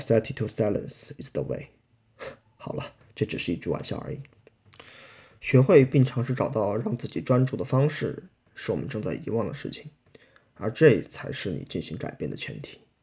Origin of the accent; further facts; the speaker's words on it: China; 我们来自大陆